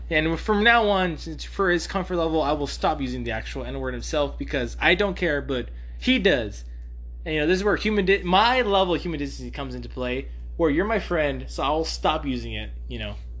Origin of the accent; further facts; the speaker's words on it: Mexico; I'm Mexican